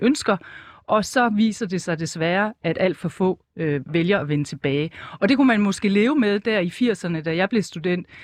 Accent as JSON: {"language": "Danish", "town": "Esbjerg", "region": "Southern Denmark", "country": "Denmark", "tie": "born or raised there", "moved": "as an adult", "said": "så er jeg født og opvokset i Esbjerg"}